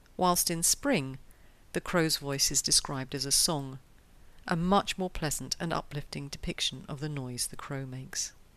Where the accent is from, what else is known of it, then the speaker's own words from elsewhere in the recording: London, United Kingdom; now in Switzerland; my hometown of London